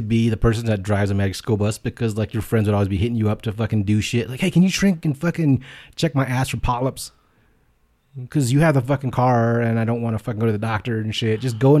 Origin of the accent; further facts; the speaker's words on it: Richmond, Texas, United States; I'm from Richmond.